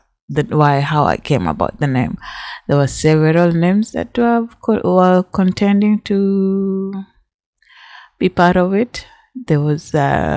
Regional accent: Kenya; I am from Kenya. I speak Swahili.

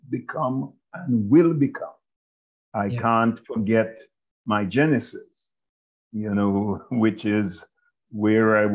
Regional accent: Duanvale, Trelawny, Jamaica; moved away as an adult; I was born in Jamaica in a little rural community known as Duanvale in the parish of Trelawney, Jamaica

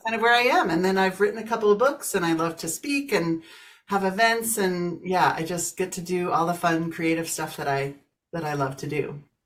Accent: Kansas, United States; moved away as an adult; now in Colorado, United States; I grew up in Kansas, moved to Colorado about 30 years ago

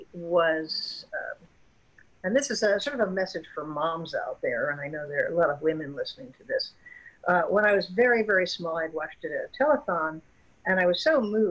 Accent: Florida, United States; moved away; I was raised in Florida, which is a great place to grow up

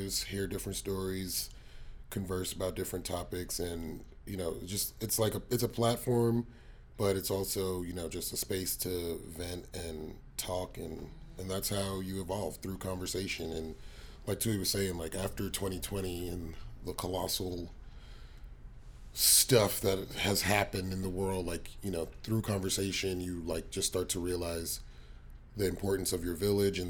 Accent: New York City, New York, United States; moved away as an adult; now in Texas, United States; I am from New York City, Brooklyn, specifically, BK all day, every day, and I've lived in Texas now for the last 4 years

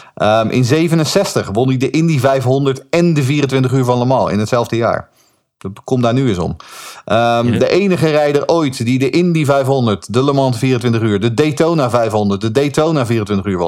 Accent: Netherlands; we zijn Hollanders

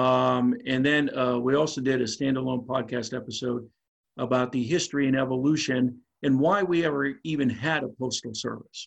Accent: DuBois, Pennsylvania, United States; Du Bois, Pennsylvania, my hometown, which is in the middle of rural PA

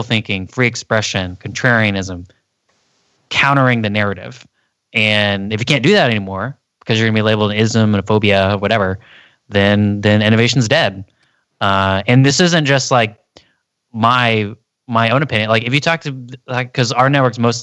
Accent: Texas, United States; moved away; I came from Texas, like, and most of my family lives in the middle of America

